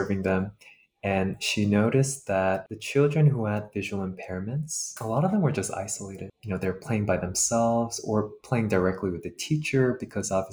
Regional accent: New York City, New York, United States; I know when I grew up here in the States, I actually was kind of fortunate to grow up where there was a very large AAPI community in my high school in Queens, New York

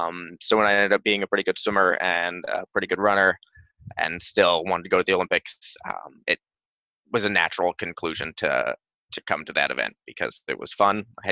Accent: England, United Kingdom; What was great about growing up in England was the club sporting system, because it gave you an opportunity to really easily jump into clubs that would have people from young ages to old.

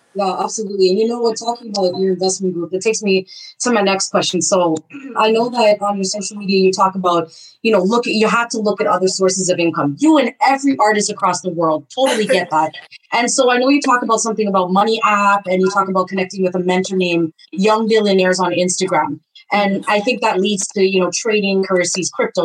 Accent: Canada; I'm Guyanese a background. Even though I was right. born in Canada, and sometimes my accent will mix up

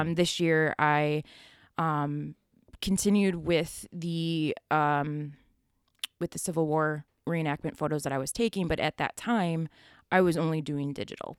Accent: Buffalo, New York, United States; I grew up in Buffalo, uh, Buffalo, New York

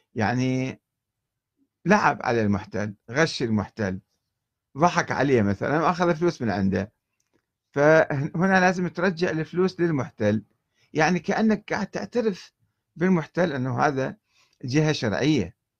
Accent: Karbala, Karbala Governorate, Iraq; moved away as an adult; منذ ان نشات في كربلاء

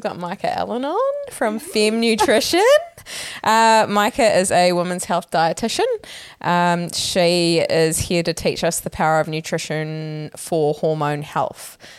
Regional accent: Opunake, Taranaki, New Zealand; I'm from Openeke.

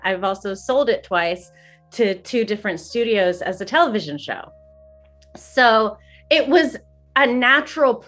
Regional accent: Greensburg, Pennsylvania, United States; moved away; my hometown of Greensburg, Pennsylvania

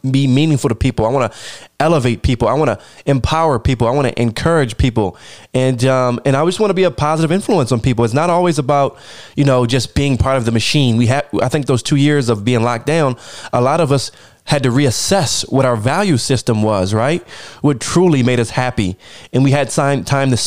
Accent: United States; me personally, as an American

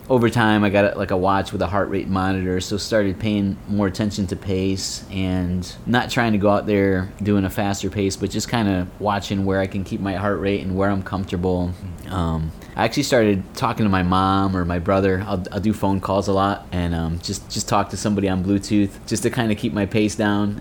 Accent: Connecticut, United States; moved away as an adult; also born or lived in Florida; now in Gainesville, United States; I'm actually originally from Connecticut, just moved to Florida um, in March of this year

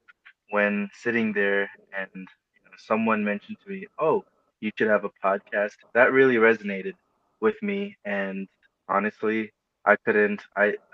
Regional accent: New Hyde Park, New York, United States; also born or lived in Elmhurst, Queens, New York / Woodside, Queens, New York; I was born in Elmhurst and I lived in Woodside until about fifth grade. And then I moved to the same city as Tim, New Hyde Park, in 2005. And then I've been there ever since

